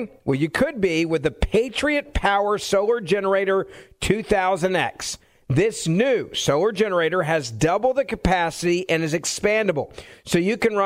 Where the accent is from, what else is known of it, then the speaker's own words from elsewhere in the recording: Tennessee, United States; my hometown